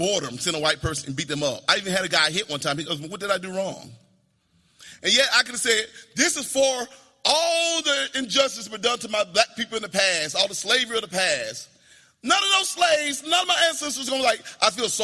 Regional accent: Spartanburg, South Carolina, United States; now in California, United States; I grew up in Spartanburg, South Carolina, in an all-black neighborhood

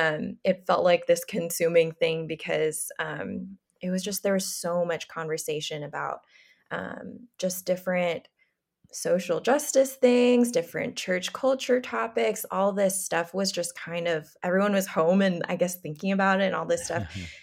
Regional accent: Philippines; Like I knew Rachel from growing up in the Philippines when we were like literally babies and our parents were in the ministry there.

